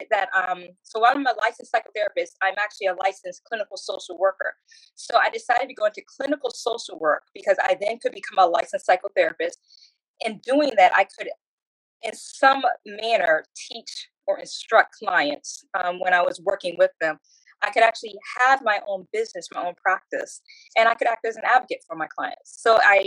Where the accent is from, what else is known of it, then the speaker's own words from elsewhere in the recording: Chesapeake, Virginia, United States; now in Georgia, United States; So I grew up in Chesapeake, Virginia, and initially for the first 15 years of my life, I grew up in a trailer park